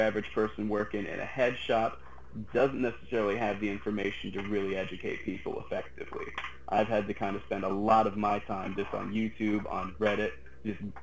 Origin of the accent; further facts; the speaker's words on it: western Massachusetts, United States; now in Florida, United States; I grew up in Massachusetts, all the way on the west half of the state